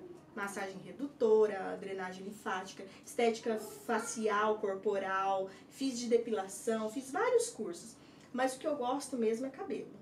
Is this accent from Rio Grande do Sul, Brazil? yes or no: no; Cardoso, São Paulo, Brazil; moved away as an adult; also born or lived in Santos / Votuporanga; now in Madrid, Spain; Sou nascida em Santos, na capital, mas é, meus pais migraram para para Cardoso, interior de São Paulo. E aí eu me criei